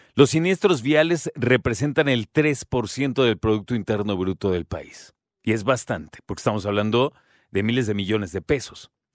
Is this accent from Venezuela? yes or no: no; Mexico; Nosotros como mexicanos